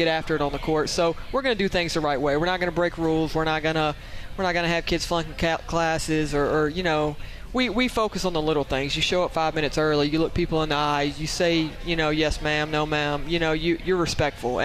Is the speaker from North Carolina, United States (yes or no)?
no; Louisiana, United States; now in Utah, United States; another Louisiana girl. That's who we were joking about earlier. We sound completely different. If you got her up here, her accent, my accent's completely different. We're from the same place